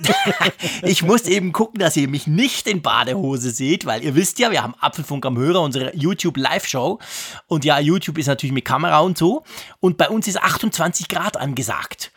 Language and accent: German; Switzerland; als Schweizer